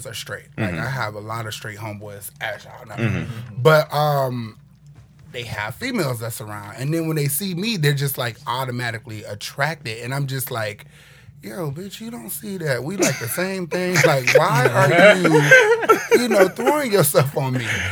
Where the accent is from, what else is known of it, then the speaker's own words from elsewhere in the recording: Boynton Beach, Florida, United States; I'm from Palm Beach, Boynton Beach to be exact